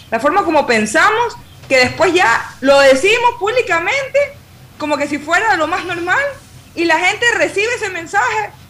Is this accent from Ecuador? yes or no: yes; Ecuador; Y ahí es donde tenemos que nosotros como, como ecuatorianos comenzar a ver por quién votamos